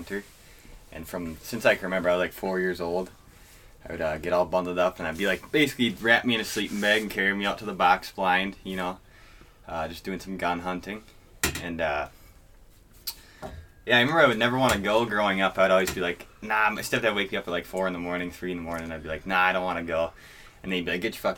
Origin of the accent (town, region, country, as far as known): Wisconsin, United States